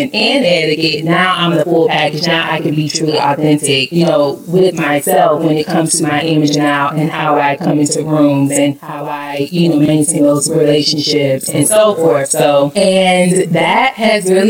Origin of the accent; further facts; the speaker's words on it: Oxford, Alabama, United States; moved away as an adult; now in Atlanta, United States; I was born and raised in Oxford, Alabama